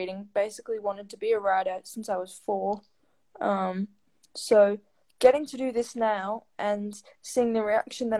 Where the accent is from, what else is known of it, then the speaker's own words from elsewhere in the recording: Sydney, New South Wales, Australia; I'm 21 from Sydney, Australia, and I'm a writer and disability advocate.